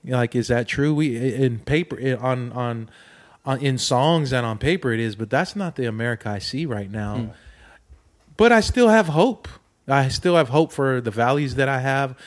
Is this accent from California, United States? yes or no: yes; Oceanside, California, United States; when I was a kid, growing up in Oceanside, California